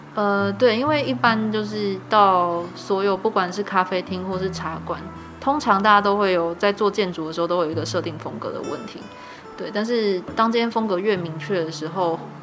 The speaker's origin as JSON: {"language": "Chinese", "town": "Kaohsiung", "country": "Taiwan", "moved": "yes", "lives_now": "Tainan, Taiwan", "said": "我是高雄人。哎。对。可我这是在台南读书"}